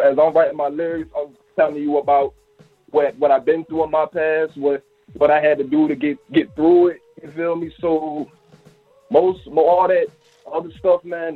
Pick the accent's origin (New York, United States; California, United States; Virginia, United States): Virginia, United States; I'm from Virginia.